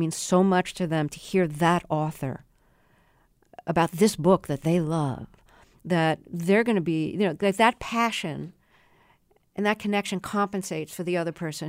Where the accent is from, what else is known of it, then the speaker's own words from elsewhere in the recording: New York City, New York, United States; moved away as an adult; also born or lived in Buffalo; Yeah, and I grew up in Brooklyn, went to school in Buffalo.